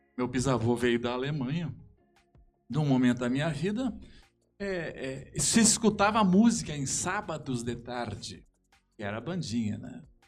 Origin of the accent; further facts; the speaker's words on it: Brazil; sou natural daqui